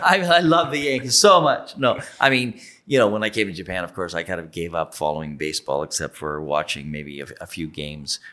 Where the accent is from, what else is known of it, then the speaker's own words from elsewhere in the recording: Ontario, Canada; moved away; I grew up near the States and, and my, my, um, hometown was on the border, it would have been in Detroit